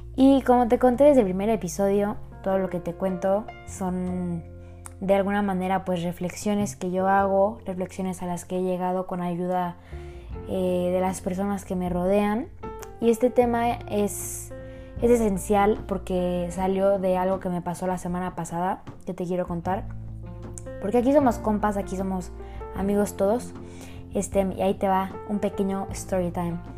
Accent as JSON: {"language": "Spanish", "region": "Querétaro", "country": "Mexico", "said": "Yo soy de Querétaro"}